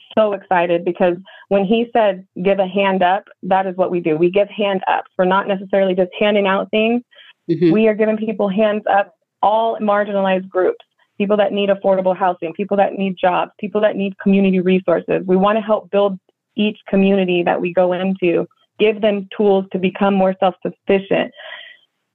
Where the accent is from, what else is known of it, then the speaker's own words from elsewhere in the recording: Anchorage, Alaska, United States; moved away as an adult; now in Harrison, United States; I grew up in Anchorage, Alaska, born and raised